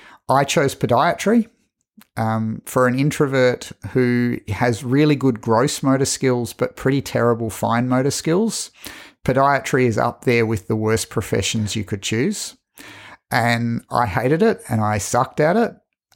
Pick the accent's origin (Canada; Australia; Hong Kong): Hong Kong; born there; also born or lived in Singapore; I was in Hong Kong. I was born in Hong Kong because he was working on the MTR.